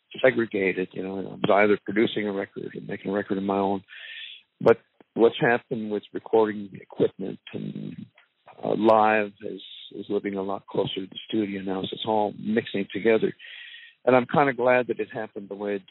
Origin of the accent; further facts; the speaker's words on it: Canada; moved away; also born or lived in Silver Lake / the South; we're both Canadian